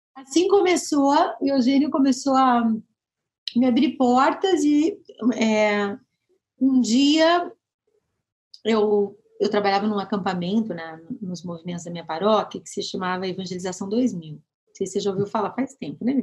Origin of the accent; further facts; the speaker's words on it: Moreira Sales, Paraná, Brazil; also born or lived in Curitiba, Brazil; now in São José dos Campos, Brazil; sou paranaense, eu sou de Moreira Salles, interiorzaço do Paraná.